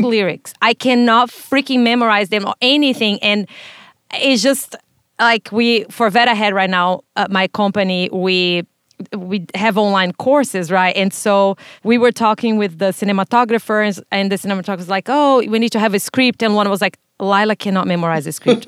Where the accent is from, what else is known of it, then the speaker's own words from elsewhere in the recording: Brazil; now in United States; I was born in Brazil, raised there